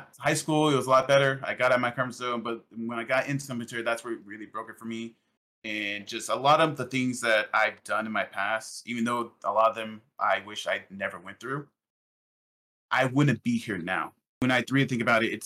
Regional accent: Illinois, United States; also born or lived in Arizona; I'm from Illinois. I'm currently right now in Illinois, but I grew up in a very rural area, very small town

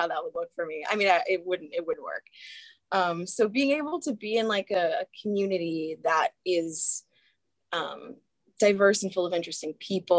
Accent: Southern California, United States; I'm from SoCal

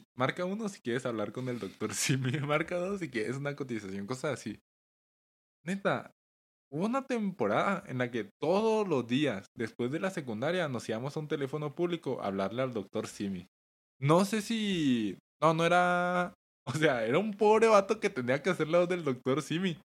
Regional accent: Chihuahua, Mexico; somos de Chihuahua

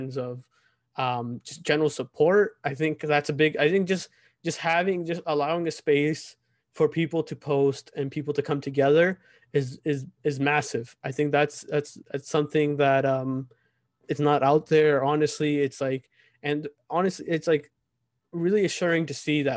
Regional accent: United States; here in America, for us growing up in America

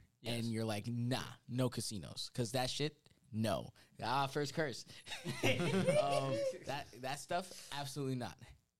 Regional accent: New York City, New York, United States; We're four kids from the Bronx.

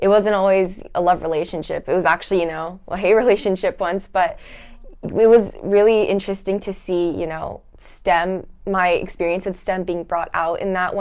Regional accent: Fullerton, California, United States; I'm from California, from Fullerton

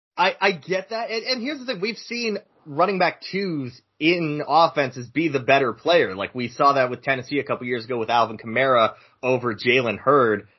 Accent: Canada; I am Canadian

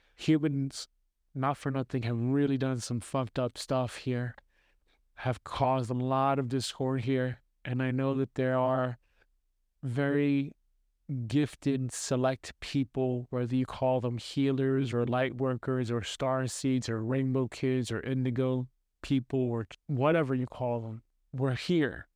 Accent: New York City, New York, United States; moved away as an adult; growing up in Brooklyn, New York, with a single mom

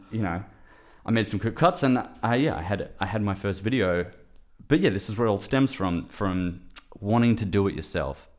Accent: Perth, Western Australia, Australia; moved away as an adult; also born or lived in Melbourne; I'm from Perth, Western Australia originally, but I, I moved to Melbourne to study sound engineering

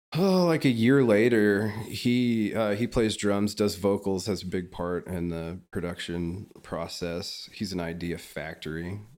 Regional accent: Topeka, Kansas, United States; moved away as an adult; now in Kansas City, United States; I graduated from Washburn University in Topeka, Kansas, which is my hometown

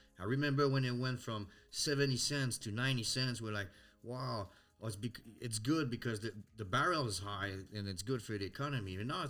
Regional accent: Alberta, Canada; I grew up like that in Alberta.

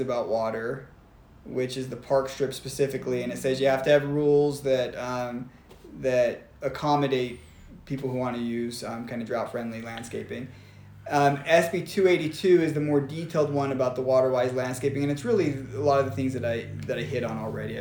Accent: Arizona, United States; now in Utah, United States; I come from Arizona

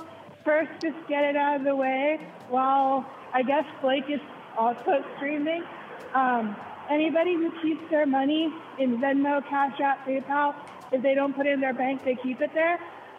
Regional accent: Northern California, United States; I'm from NorCal, partially.

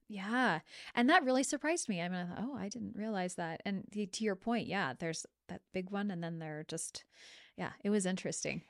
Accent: Lewiston, Idaho, United States; I came from Lewiston, and so there was the Lewiston School District

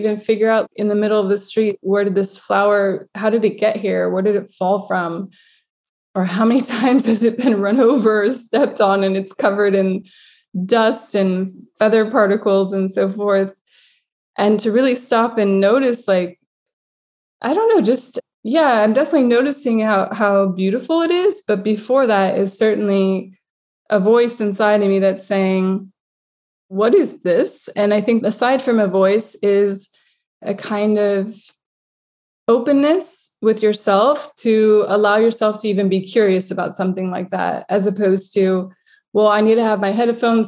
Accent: United States; now in Lisbon, Portugal; I'm coming from America

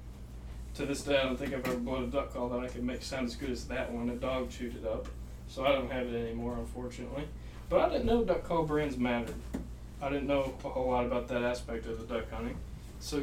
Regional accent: Wisconsin, United States; also born or lived in southeastern Oklahoma; now in Oklahoma, United States; right now we're all living in southeastern Oklahoma. I'm from Wisconsin. I moved here in 2014

